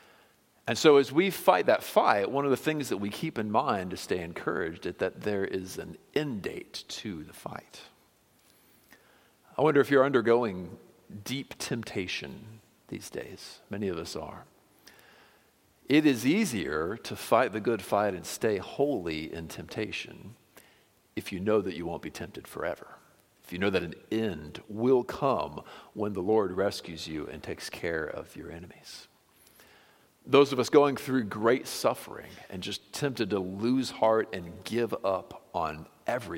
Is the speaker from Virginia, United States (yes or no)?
no; Florida, United States; growing up in Florida on the lakes